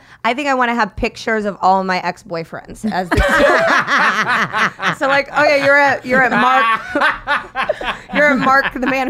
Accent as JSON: {"language": "English", "country": "Philippines", "said": "Maybe this is what my parents have been hiding. I'm Filipino."}